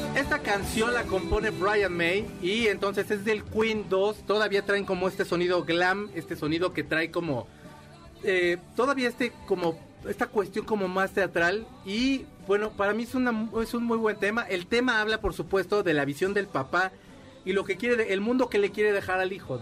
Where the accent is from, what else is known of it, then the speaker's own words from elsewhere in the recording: Mexico; la primera vez que salí de México, ya estaba yo bien anciano